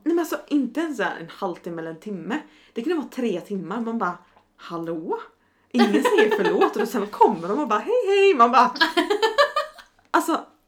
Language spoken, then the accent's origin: Swedish; Sweden; now in Stockholm, Sweden; I'm from a rural village. Mm. Tror jag sa, in Sweden